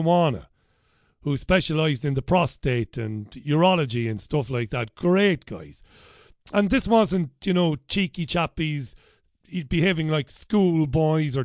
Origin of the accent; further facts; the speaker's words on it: Waterford, Munster, Ireland; first language Irish; moved away as an adult; now in Greater Manchester, United Kingdom; I was working on radio back in my hometown of Waterford